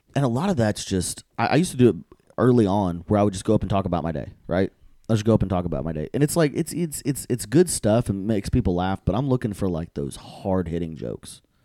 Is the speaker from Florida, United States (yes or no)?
no; Georgetown, Texas, United States; also born or lived in Florence, Texas; I'm from Georgetown